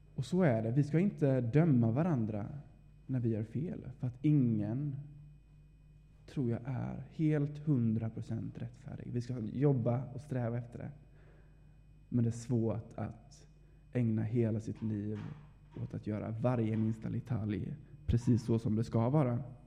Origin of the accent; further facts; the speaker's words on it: Vaggeryd, Jönköping County, Sweden; moved away as an adult; now in Uppsala, Sweden; är född och uppvuxen här i Vaggeryd